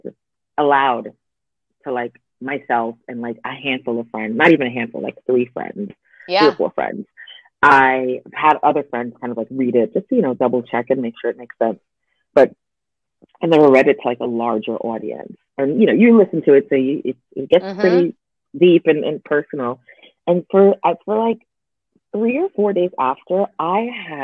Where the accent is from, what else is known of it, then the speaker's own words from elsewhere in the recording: United States; moved away as an adult; now in Paris, France; I'm an American that lives here.